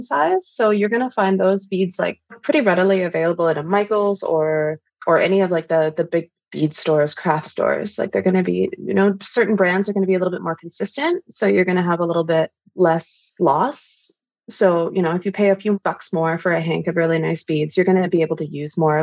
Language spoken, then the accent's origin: English; Thunder Bay, Ontario, Canada; we're from Northern Ontario, from Thunder Bay